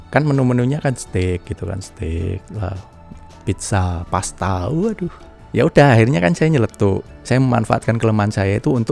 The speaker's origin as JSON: {"language": "Indonesian", "region": "Java", "country": "Indonesia", "accent": "medok", "said": "nggak bisa orang bahasa Inggris saya juga medok"}